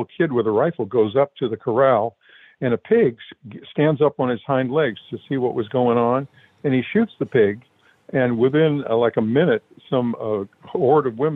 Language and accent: English; San Francisco, California, United States; also born or lived in New Mexico; I actually was born in San Francisco